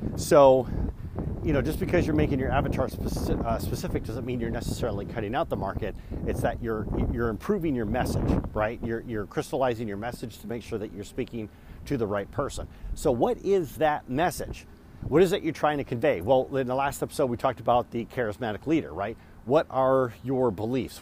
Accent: Michigan, United States; I am from Michigan

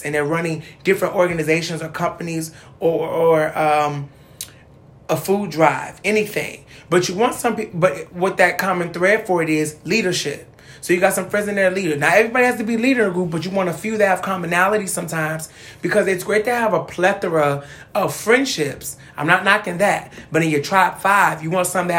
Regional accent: Cleveland, Ohio, United States; I come from Cleveland

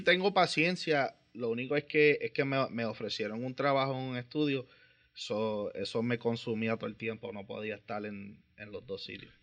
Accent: Vega Baja, Puerto Rico; soy de Vega Baja

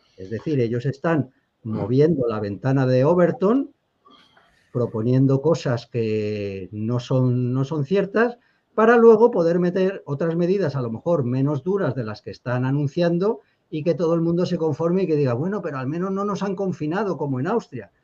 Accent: the Meseta, Spain; nosotros los mesetarios

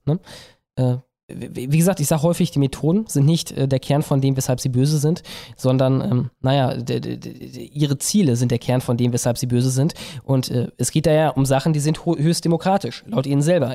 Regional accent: West Germany, Germany; Ich komme aus Westdeutschland und das ist halt eine andere Kiste.

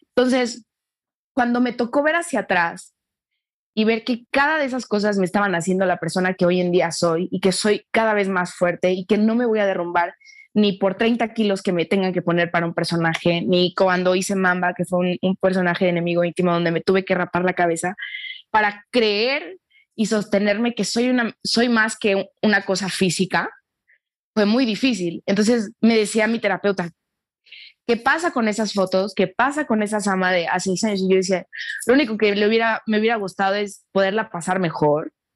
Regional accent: Mexico; nosotros en, en, en México

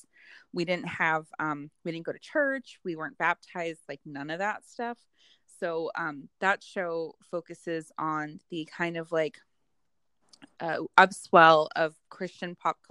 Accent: California, United States; When we were growing up in California

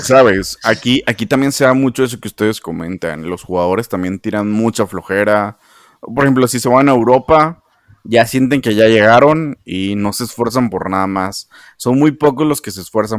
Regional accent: Monterrey, Nuevo León, Mexico; la ciudad donde yo, de donde yo soy, Monterrey

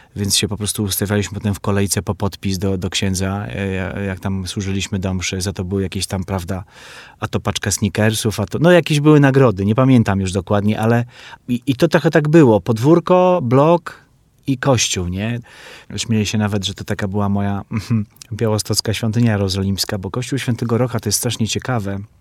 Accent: Białystok, Podlaskie Voivodeship, Poland; moved away as an adult; now in Warsaw, Poland; w kinie Syrena, które już nie istnieje w moim mieście w Białymstoku

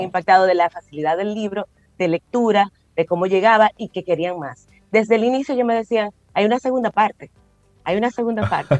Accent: La Vega, Dominican Republic; panecico, que es un plato insignia de mi familia

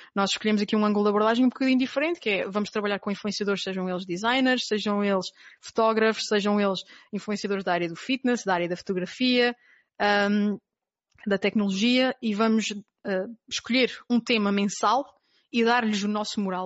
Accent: Terceira Island, Azores, Portugal; moved away as an adult; eu nasci na Ilha Terceira, nos Açores. Portanto, vivi até aos 18 anos na Ilha Terceira

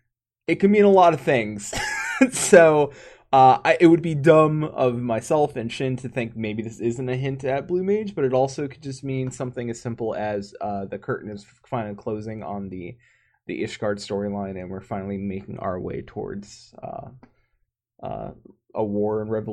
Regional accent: Japan; first language Japanese; English is a second language; Japanese is my mother tongue.

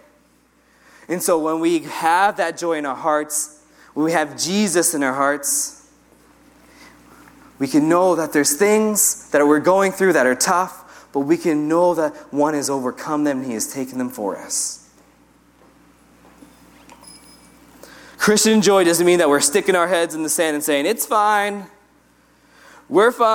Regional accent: United States; I'm American.

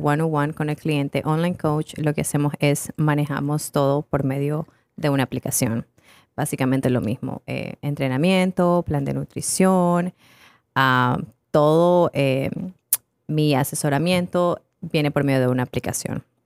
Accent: Ecuador; yo soy ecuatoriana, tengo 27 años

